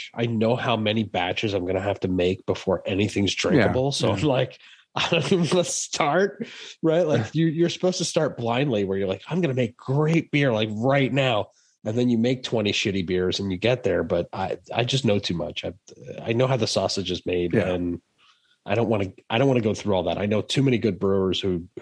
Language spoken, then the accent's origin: English; Northeast, United States; I'm from the Northeast